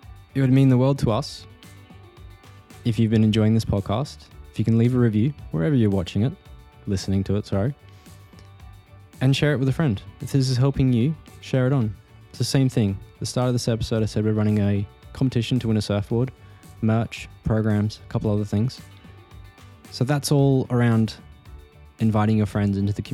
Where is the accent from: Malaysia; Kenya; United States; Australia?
Australia; moved away; also born or lived in United Kingdom; I'm Australian, I'm not UK, but I have been living there